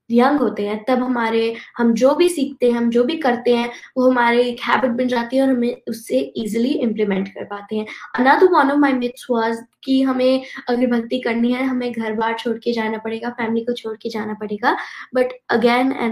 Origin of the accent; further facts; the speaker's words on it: Texas, United States; Hindi is a second language; I am 11 years old और मैं Texas USA से हूँ